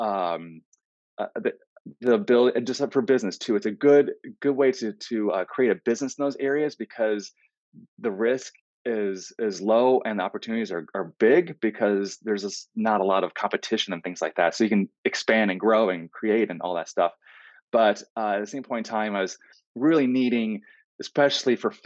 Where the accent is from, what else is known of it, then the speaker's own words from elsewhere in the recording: Southwest Missouri, United States; also born or lived in Iowa; Southwest Missouri, where I'm from, originally from Iowa, but growing up in Missouri, especially where I spent most of my adult life